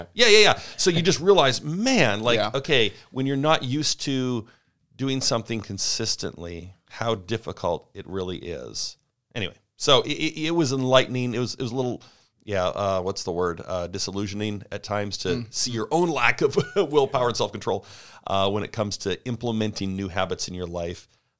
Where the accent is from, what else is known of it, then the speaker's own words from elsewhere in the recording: Canada; moved away as an adult; now in United States; But I grew up, born and raised in Canada, came down to the States.